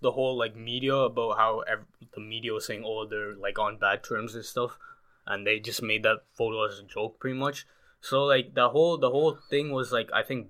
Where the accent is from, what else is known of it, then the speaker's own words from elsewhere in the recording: Canada; as a Canadian guy